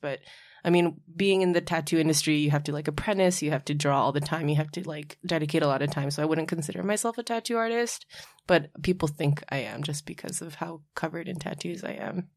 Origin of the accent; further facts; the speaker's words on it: Oahu, Hawaii, United States; also born or lived in San Francisco Bay Area; now in New York, United States; I was born and raised in Hawaii, uh, the island of Oahu, and I moved to New York by way of the Bay Area